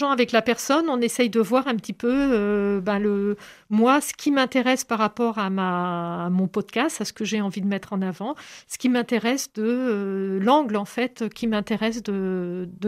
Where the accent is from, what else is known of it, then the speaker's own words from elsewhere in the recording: Brittany, France; tous ces Bretons en fait qui s'expriment. Pourquoi on est Breton